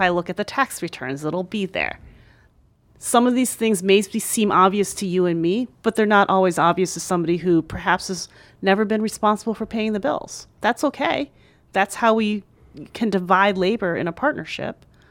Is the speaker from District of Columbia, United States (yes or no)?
no; right outside of Philadelphia, Pennsylvania, United States; also born or lived in New York; my hometown right outside of Philadelphia